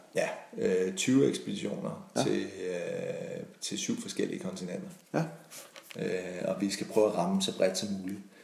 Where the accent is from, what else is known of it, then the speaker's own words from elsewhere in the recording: Denmark; moved away as an adult; also born or lived in Italy; så er der altså rare hjemme i Danmark. Og så flyttede vi, øh, vi hjem igen.